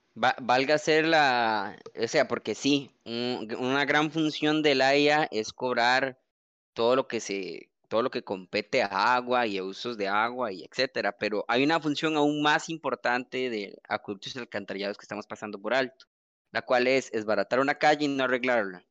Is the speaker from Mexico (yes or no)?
no; Costa Rica; como costarricense